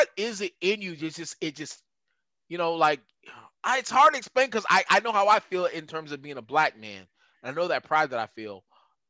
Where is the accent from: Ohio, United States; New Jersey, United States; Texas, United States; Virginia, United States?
Texas, United States; West; I grew up in West Texas